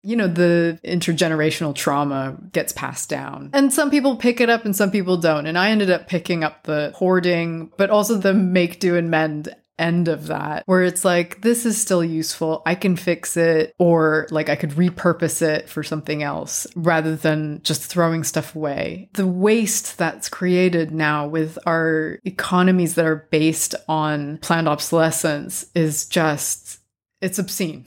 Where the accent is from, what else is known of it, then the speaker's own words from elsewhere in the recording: California, United States; moved away as an adult; also born or lived in Japan; now in London, United Kingdom; I'm originally from California